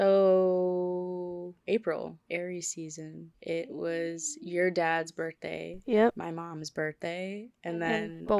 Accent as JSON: {"language": "English", "town": "Milwaukee", "region": "Wisconsin", "country": "United States", "said": "We're in Wisconsin. We're from Milwaukee"}